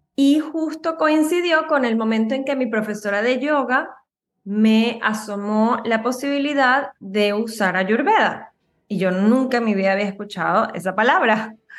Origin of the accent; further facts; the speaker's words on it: Venezuela; moved away as an adult; now in United States; yo soy de Venezuela.